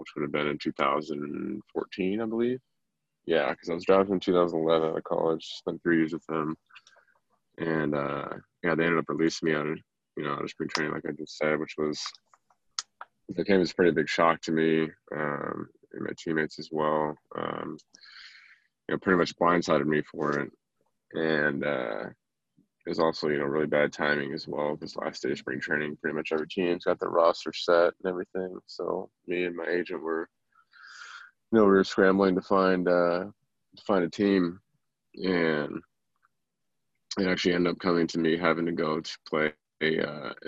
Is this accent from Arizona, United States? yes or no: yes; Arizona, United States; also born or lived in Spokane, Washington; I was born and raised in Arizona. Went to high school here